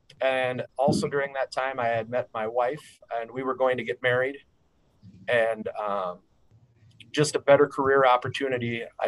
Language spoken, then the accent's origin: English; Yankton, South Dakota, United States; I grew up in Yankton, South Dakota